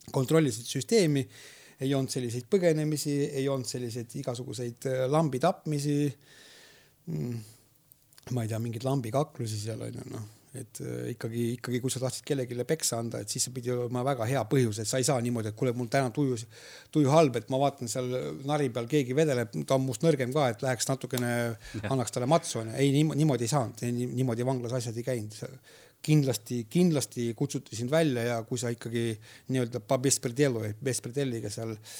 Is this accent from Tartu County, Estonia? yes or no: no; Võhma, Viljandi County, Estonia; kuidas ma seal kasvasin